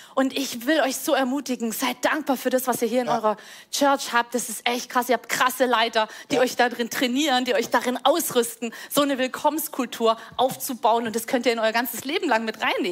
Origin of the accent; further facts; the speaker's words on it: Rhineland, Germany; Ich komme aus dem Rheinland